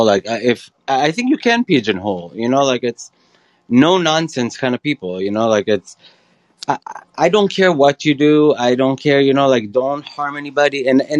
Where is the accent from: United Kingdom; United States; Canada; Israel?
Israel; moved away; I grew up in Israel